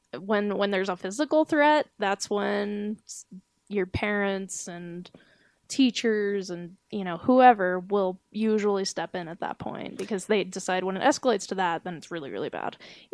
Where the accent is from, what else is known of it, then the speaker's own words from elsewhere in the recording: Georgia, United States; accent: southern; I told them that I was from Georgia. While I was saying this, they were able to detect a southern accent.